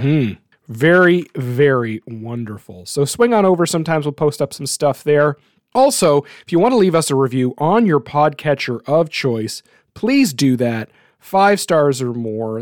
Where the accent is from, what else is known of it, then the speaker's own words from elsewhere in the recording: New Brunswick, Canada; my hometown.